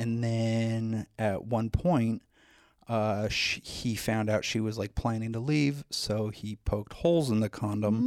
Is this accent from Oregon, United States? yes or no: no; Los Angeles, California, United States; I was born in the San Fernando Valley